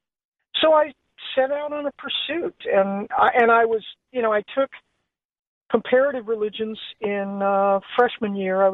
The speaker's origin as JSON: {"language": "English", "town": "Los Angeles", "region": "California", "country": "United States", "tie": "born or raised there", "said": "And I grew up in Los Angeles in the 50s, 60s, and 70s."}